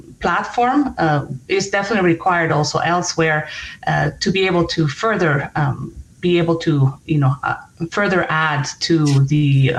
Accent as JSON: {"language": "English", "town": "Denver", "region": "Colorado", "country": "United States", "tie": "born or raised there", "said": "my hometown"}